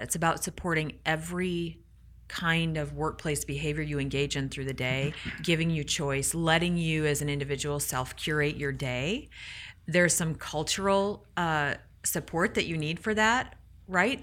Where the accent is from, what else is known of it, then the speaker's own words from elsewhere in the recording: Michigan, United States; I'm from Michigan.